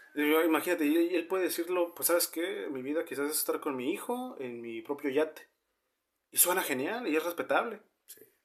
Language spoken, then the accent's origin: Spanish; northern Mexico, Mexico; somos norteños